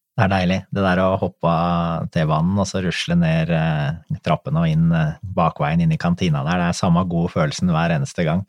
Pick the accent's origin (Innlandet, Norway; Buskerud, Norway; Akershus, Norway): Buskerud, Norway; Drammen; det er jo klubben min hjemme. Jeg kommer jo fra Konnerud